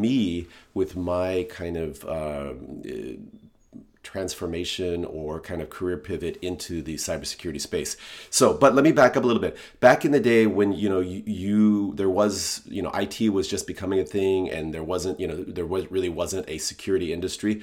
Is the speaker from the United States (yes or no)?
yes; Seattle, Washington, United States; also born or lived in Hong Kong / Singapore; I'm from Seattle